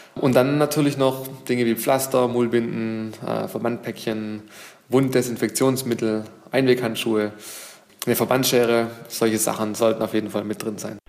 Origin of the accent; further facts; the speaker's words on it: Germany; bei uns in Deutschland